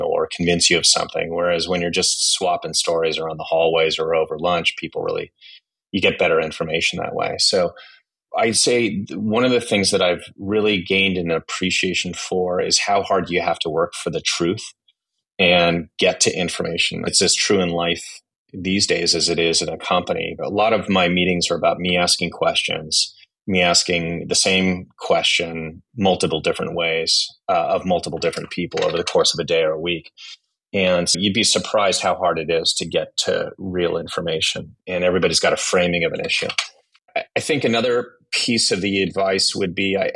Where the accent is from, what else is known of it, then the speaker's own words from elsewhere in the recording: Silicon Valley, California, United States; moved away as an adult; also born or lived in Japan / South Korea; I grew up in Silicon Valley